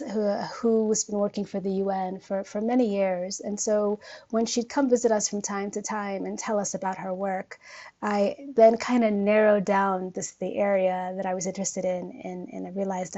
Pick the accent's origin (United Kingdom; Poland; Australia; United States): United States; Oakland, California; accent: American; moved away as an adult; now in Nairobi, Kenya; I was born and raised in Northern California, a city called Oakland, which is in the San Francisco Bay